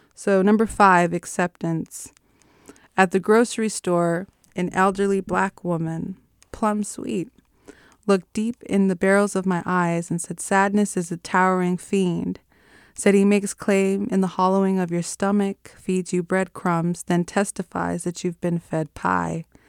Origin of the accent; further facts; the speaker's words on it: Los Angeles, California, United States; moved away as an adult; now in Oakland, United States; I moved from Los Angeles to uh, Oakland about six years ago because I uh, attended Mills College